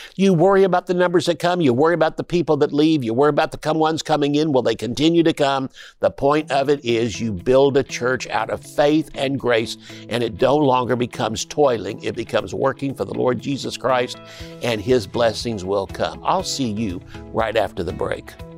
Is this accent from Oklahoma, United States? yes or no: yes; Tulsa, Oklahoma, United States; I'm from Tulsa. I was born and raised there.